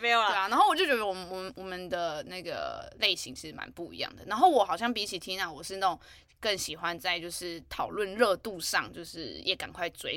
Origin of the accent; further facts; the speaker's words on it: New Taipei, Taiwan; 我是新北人